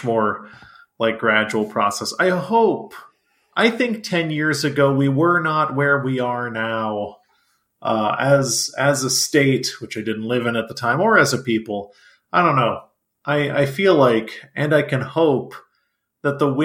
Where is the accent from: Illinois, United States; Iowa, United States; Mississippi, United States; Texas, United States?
Texas, United States; as a Texan